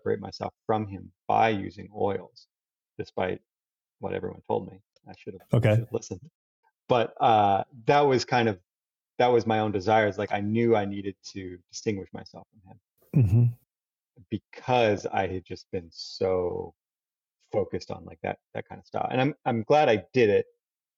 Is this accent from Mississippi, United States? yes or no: no; Daytona Beach, Florida, United States; moved away as an adult; also born or lived in New York; now in Belmont, United States; Daytona Beach. You know, that's my hometown